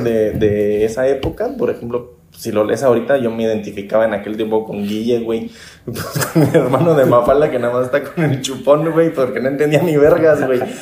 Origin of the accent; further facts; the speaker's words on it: Morelia, Michoacán, Mexico; also born or lived in Tequisquiapan, Querétaro; nací aquí en Morelia en el año de 1987